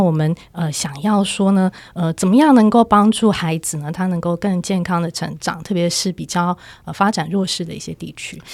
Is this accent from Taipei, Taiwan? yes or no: yes; Taipei, Taiwan; 我自己是在台北市长大的小孩